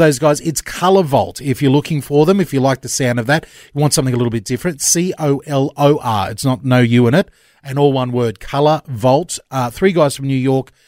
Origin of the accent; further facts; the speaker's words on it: Australia; we're Australian